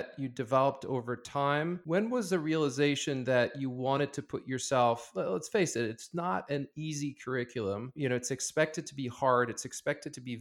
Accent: Paris, Île-de-France, France; moved away; I went to high school around Paris and France

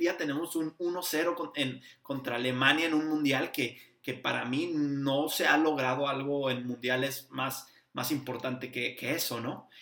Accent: Torreón, Coahuila, Mexico; now in Houston, United States; soy de Torreón, pero yo vivo acá en Houston

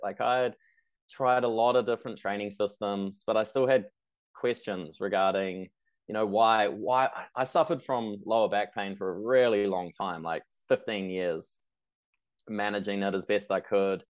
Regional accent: New Zealand; I'm from New Zealand.

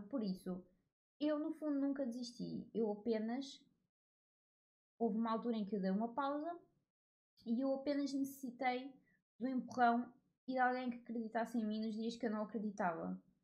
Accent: Portugal; Eu nasci em Portugal

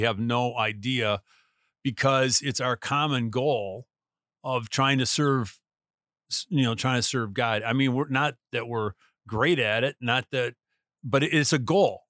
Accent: United States; being an American, uh, who lives where I live

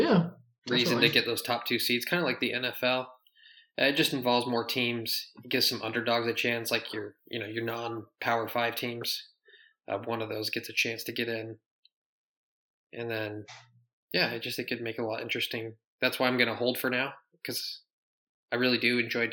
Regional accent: Utah, United States; moved away; also born or lived in Michigan; I grew up in Utah.

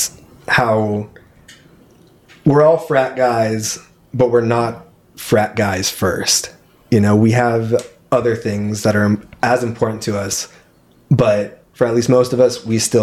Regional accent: Redwood City, California, United States; also born or lived in North Fair Oaks; now in San Jose, United States; I am Redwood City, born and raised

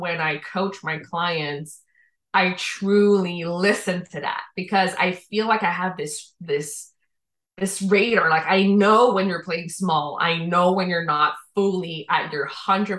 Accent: Quebec, Canada; accent: Quebecois French; also born or lived in Dominican Republic; I was born in the Dominican Republic. My father is French Canadian. He met my mom in DR. They made me. I was 1 year old when we came to Quebec.

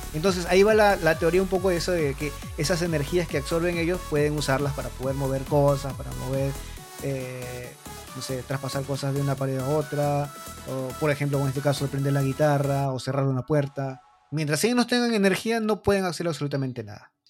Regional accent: Mala, Lima, Peru; now in Japan; yo soy de Mala, me queda muy cerca Chilca

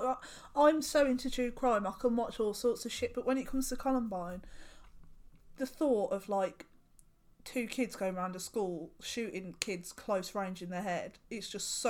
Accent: England, United Kingdom; as an English person

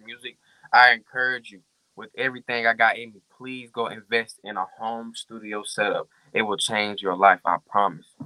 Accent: Arkansas, United States; I'm from Arkansas, and I've been rapping since the age of six.

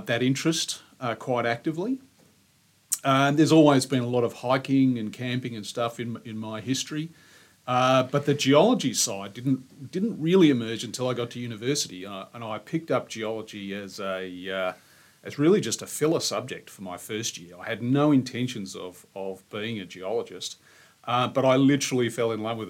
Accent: Queenscliff, Victoria, Australia; I grew up in Queenscliff

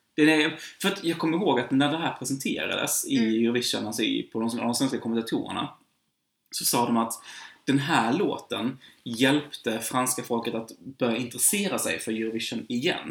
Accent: Sweden; jag som svensk

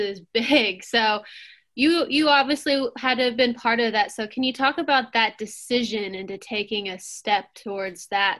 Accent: Lexington, Kentucky, United States; I'm from Lexington. I grew up in Lexington my whole life.

